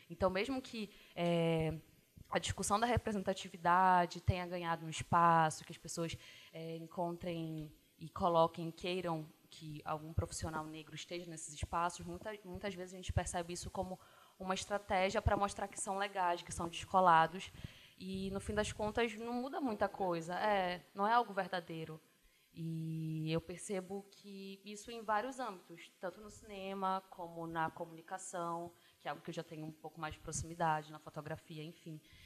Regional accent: Belém, Pará, Brazil; Eu sou daqui de Belém.

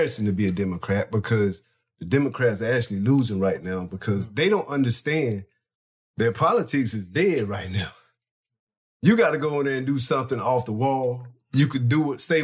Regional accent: Troy, North Carolina, United States; from Montgomery County, my hometown, Troy, North Carolina

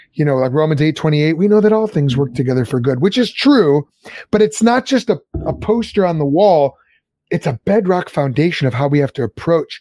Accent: Lombard, Illinois, United States; I grew up in Lombard

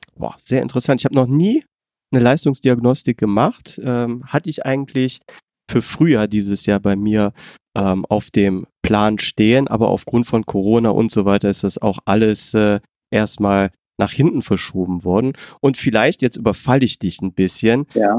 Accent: near Mönchengladbach, North Rhine-Westphalia, Germany; ich komme ja aus der Nähe von München-Gladbach

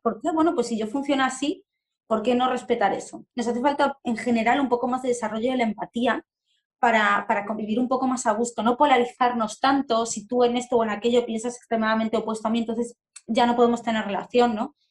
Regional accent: Argentina; now in Spain; Soy argentina, vivo en España

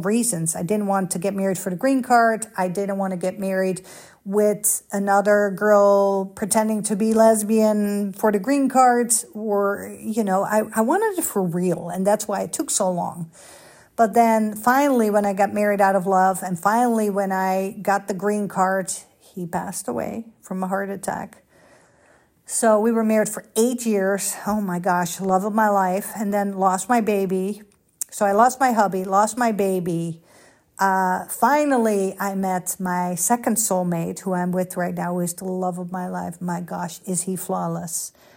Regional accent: Amsterdam, North Holland, Netherlands; moved away as an adult; also born or lived in Los Angeles, United States; now in United States; Holland, Amsterdam

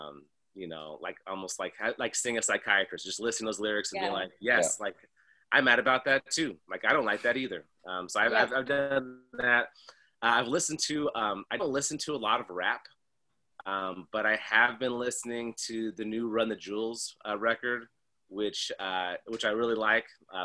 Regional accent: San Diego, California, United States; San Diego where I grew up in California

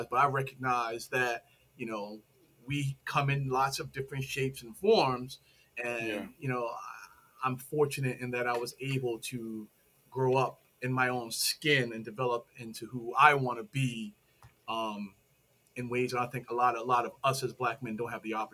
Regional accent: Philadelphia, Pennsylvania, United States; and raised in Philly in the Germantown section.

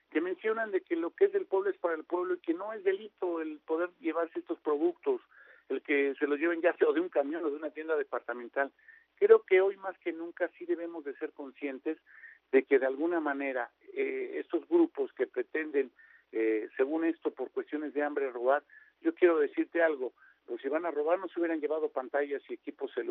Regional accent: Guanajuato, Mexico; ahora que venía de la Ciudad de México, Rumbaleón, Guanajuato, de donde soy

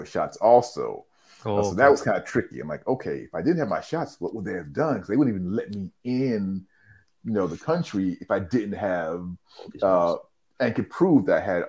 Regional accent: Columbia, South Carolina, United States; also born or lived in New York City, United States; now in Tokyo, Japan; I was born in New York City. And then at the age of seven, my family moved from New York to the South, to Columbia, South Carolina.

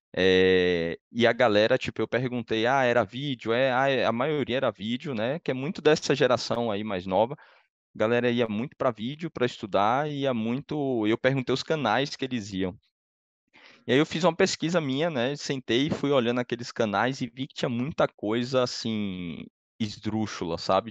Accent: Salvador, Bahia, Brazil; moved away as an adult; now in São Paulo, Brazil; eu sou de Salvador, né? Moro em São Paulo há 12 anos

